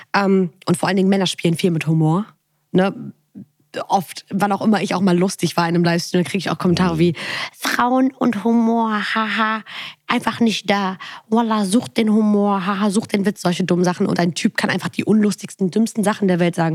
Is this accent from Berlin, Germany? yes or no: no; Bonn, North Rhine-Westphalia, Germany; ich komme aus Bonn